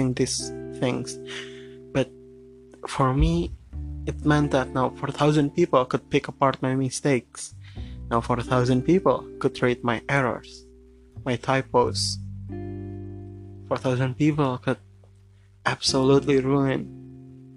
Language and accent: English; Jakarta, Indonesia; English is a second language; I'm born and raised in Jakarta. Jakarta is my home, but I write in English, and it's not my first language